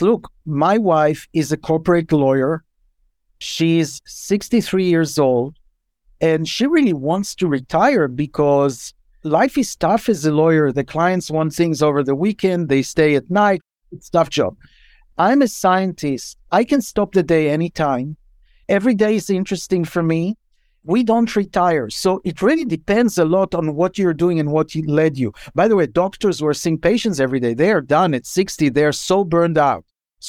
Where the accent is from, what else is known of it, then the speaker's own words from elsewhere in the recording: Israel; English is a second language; moved away as an adult; now in United States; I came from Israel when I was in my 30s. I'd never heard it in Israel, but I heard it here.